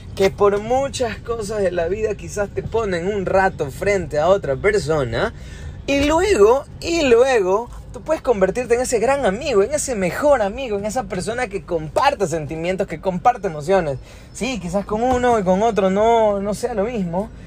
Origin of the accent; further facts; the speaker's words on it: Ecuador; nosotros somos de Ecuador, somos de la ciudad más linda de todo el Ecuador